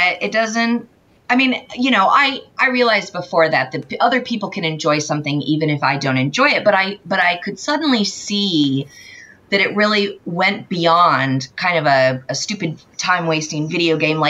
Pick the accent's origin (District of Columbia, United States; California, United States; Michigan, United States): California, United States; moved away as an adult; also born or lived in Boston; I grew up in California and grew up in like orchard areas.